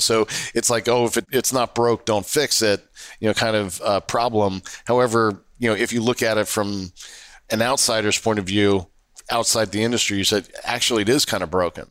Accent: Northern Virginia, United States; also born or lived in Jersey City; When I was a kid growing up in Northern Virginia in A C C territory

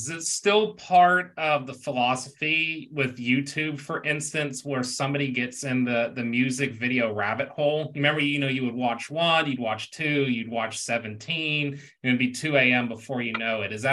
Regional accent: Houston, Texas, United States; I grew up in Houston. It was part of Houston culture. Everywhere you went, someone's bumping something different.

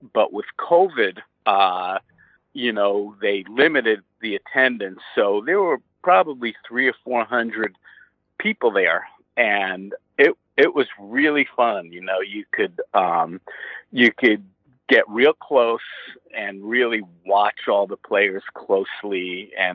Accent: New York, United States; growing up in New York

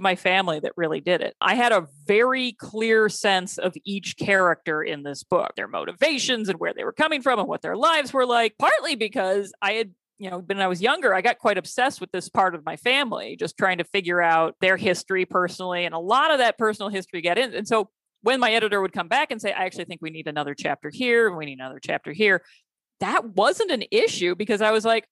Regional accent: Kalamazoo, Michigan, United States; moved away as an adult; also born or lived in Indiana; I grew up in Kalamazoo, Michigan, which is not a teeny, teeny town.

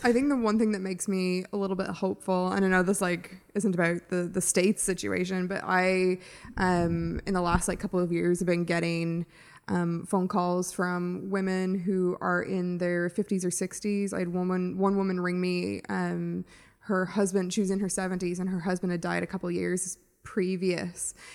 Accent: United States; now in Ireland; as an American, I didn't obviously grow up here

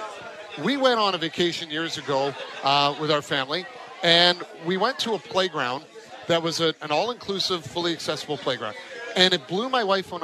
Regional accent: Newmarket, Ontario, Canada; moved away; moving back to my hometown north of Toronto in Newmarket

